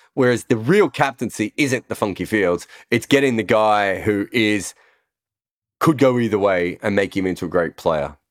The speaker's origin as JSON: {"language": "English", "country": "Australia", "moved": "as an adult", "lives_now": "United Kingdom", "said": "being an Australian who's moved to the U K"}